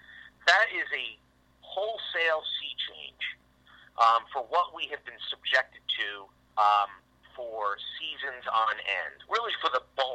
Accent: New England, United States; growing up in New England

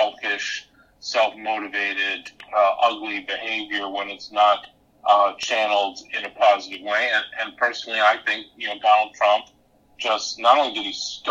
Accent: New York City, New York, United States; as a New Yorker

